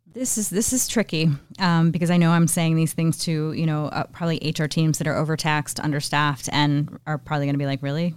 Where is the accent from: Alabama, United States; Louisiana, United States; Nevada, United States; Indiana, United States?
Indiana, United States; Northeast; in my hometown, we have something called Young Leaders of Northeast Indiana